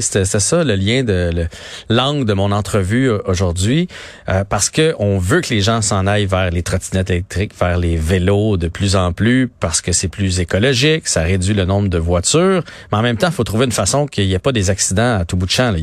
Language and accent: French; Saint-Bruno-de-Montarville, Quebec, Canada; je viens de Saint-Bruno